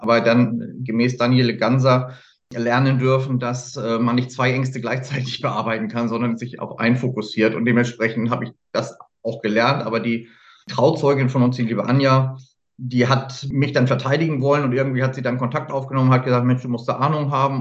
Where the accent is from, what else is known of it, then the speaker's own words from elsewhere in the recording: Hamburg, Germany; Ich bin im Süden Hamburgs groß geworden